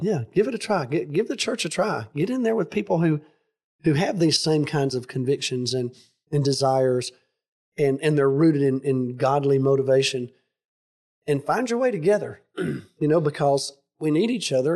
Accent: United States; I'm a patriotic American.

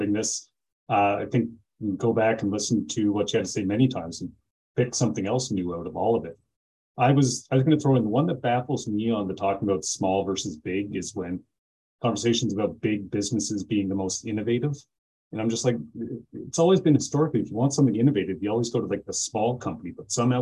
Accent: Amherst, Nova Scotia, Canada; Amherst, my hometown

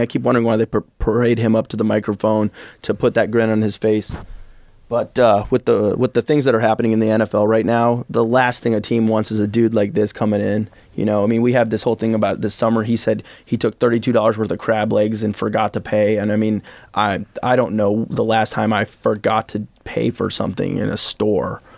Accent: Champaign, Illinois, United States; I'm from Champaign, Illinois.

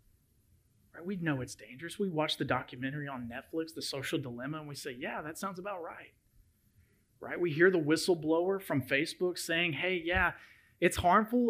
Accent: Memphis, Tennessee, United States; moved away as an adult; my hometown of Memphis, Tennessee

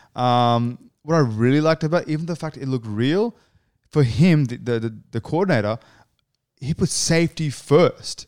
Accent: Canberra, Australian Capital Territory, Australia; I'm from Canberra.

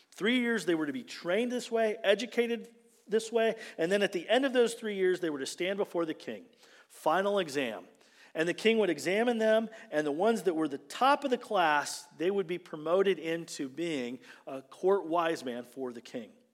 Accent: United States; being an American

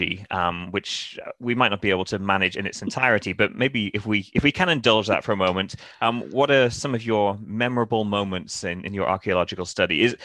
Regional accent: Newcastle, United Kingdom; moved away as an adult; now in San Francisco Bay Area, United States; I grew up in England. We've got castles. I grew up in a town called, or near a town called Newcastle

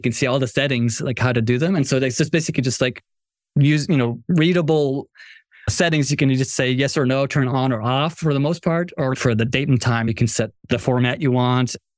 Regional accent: Morocco; moved away; I'm from Morocco

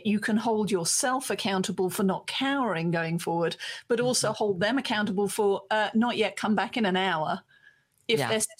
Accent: United Kingdom; being British

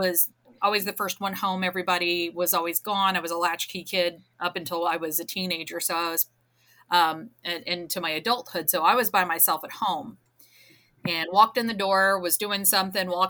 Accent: New Jersey, United States; I grew up in New Jersey

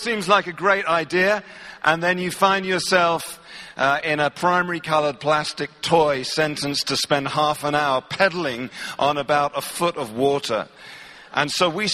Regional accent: England, United Kingdom; I'm from England

